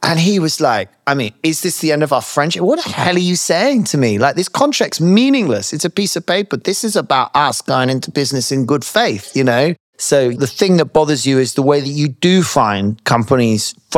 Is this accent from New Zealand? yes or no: no; United Kingdom; as Brits generally